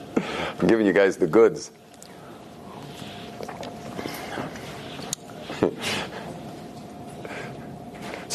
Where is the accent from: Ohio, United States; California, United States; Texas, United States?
California, United States; moved away; I grew up in California, where things are very external